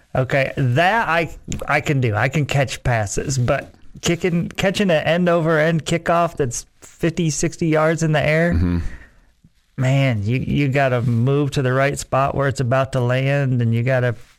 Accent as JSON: {"language": "English", "region": "Central New York", "country": "United States", "tie": "born or raised there", "moved": "yes", "lives_now": "Lubbock, United States", "said": "Growing up in Central New York, I don't remember knowing a Jets fan."}